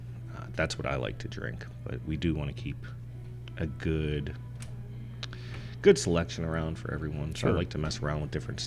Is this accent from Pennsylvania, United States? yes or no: yes; outside of Pittsburgh, Pennsylvania, United States; now in Bloomington, United States; grew up outside of Pittsburgh, Pennsylvania, just a dead steel town.